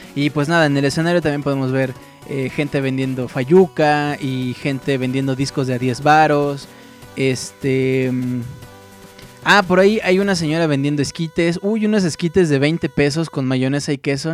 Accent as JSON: {"language": "Spanish", "country": "Mexico", "said": "Como mexicano"}